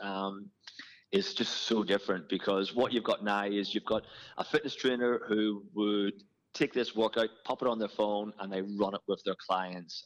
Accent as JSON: {"language": "English", "country": "Ireland", "tie": "born or raised there", "moved": "as an adult", "lives_now": "Australia", "said": "Grew up in Ireland playing a lot of football and was just as a kid just absolutely fitness mad"}